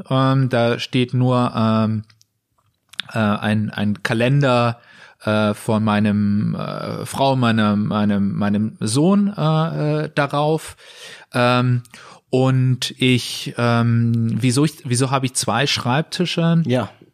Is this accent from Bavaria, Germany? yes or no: yes; Munich, Bavaria, Germany; moved away as an adult; also born or lived in Aachen; Ich bin aus München, mhm. ähm, war lange Zeit woanders, aber wie viele Münchner zieht es uns wieder zurück